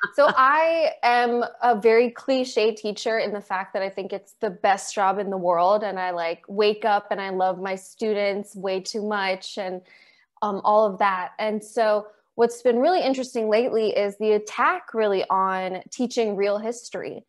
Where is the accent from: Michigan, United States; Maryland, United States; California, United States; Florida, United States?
Maryland, United States; I'm still in Maryland, and I grew up in Maryland